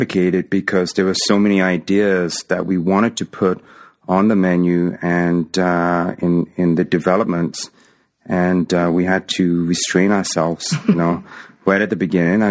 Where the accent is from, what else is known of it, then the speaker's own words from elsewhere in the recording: England, United Kingdom; moved away as an adult; now in Toronto, Canada; I grew up in England, but originally my parents were from a small island in the Indian Ocean called Mauritius.